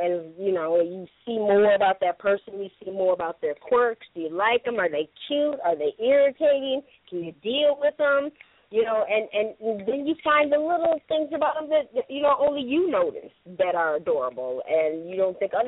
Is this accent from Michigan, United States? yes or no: yes; Michigan, United States; now in California, United States; I'm originally from Michigan